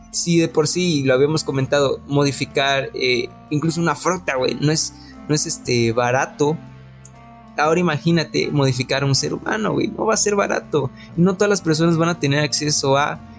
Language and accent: Spanish; Monterrey, Nuevo León, Mexico; Soy de Monterrey.